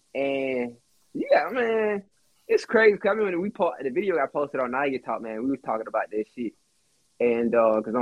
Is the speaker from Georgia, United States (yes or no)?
yes; East Point, Georgia, United States; I'm from Stan, I'm from East Point